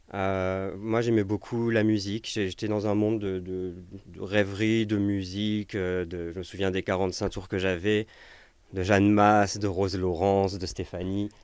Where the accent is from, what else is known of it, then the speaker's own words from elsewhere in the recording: Paris, Île-de-France, France; je suis né à Paris, dans le 15e